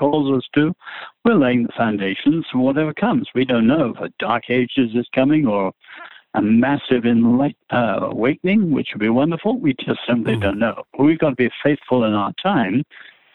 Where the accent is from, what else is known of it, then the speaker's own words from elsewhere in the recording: England, United Kingdom; now in United States; I'm an Englishman